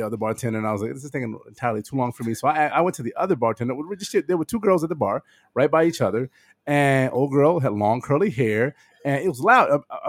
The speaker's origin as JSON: {"language": "English", "region": "Florida", "country": "United States", "said": "we're from Florida. We're also a service industry town."}